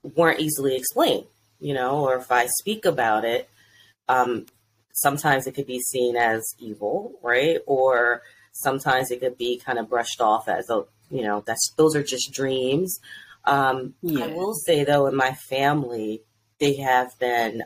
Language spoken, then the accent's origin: English; Delaware, United States; now in DMV area, United States; I'm originally from Delaware